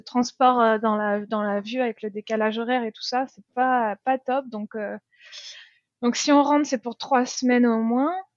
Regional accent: France; accent: French; moved away as an adult; now in Christchurch, New Zealand; mon accent français

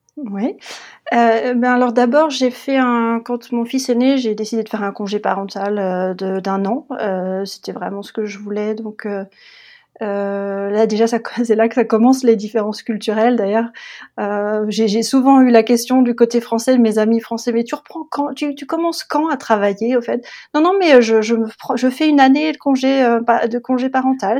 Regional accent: Le Mans, Pays de la Loire, France; moved away as an adult; also born or lived in Berlin, Germany; now in Potsdam, Germany; moi, je suis originaire de, du Mans, la ville du Mans en France, et je vis en Allemagne maintenant depuis plus d'une dizaine d'années.

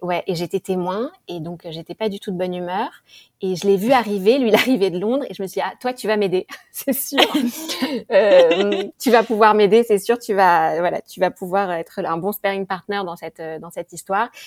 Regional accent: Paris, Île-de-France, France; moved away as an adult; now in Singapore; je suis française. Euh, parisienne, presque toujours habitée euh, à Paris.

